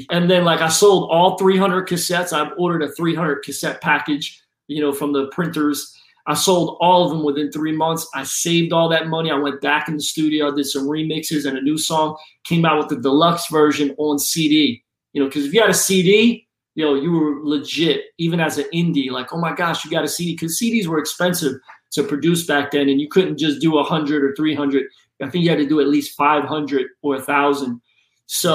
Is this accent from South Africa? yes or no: no; Philadelphia, Pennsylvania, United States; moved away as an adult; also born or lived in Florida; growing up in Philly, man, your shoe game is serious